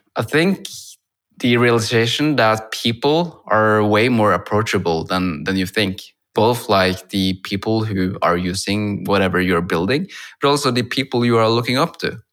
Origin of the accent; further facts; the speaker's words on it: Norway; I'm from Norway, where I'm now talking to you over Zoom